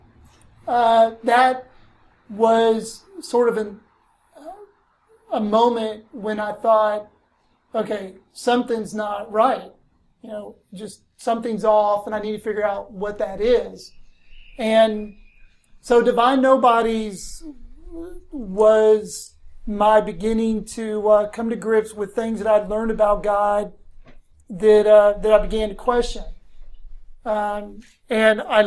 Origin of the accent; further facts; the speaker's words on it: Blacksburg, Virginia, United States; moved away as an adult; also born or lived in Tennessee; now in Hermitage, United States; I grew up in Southwest Virginia, Blacksburg, Virginia.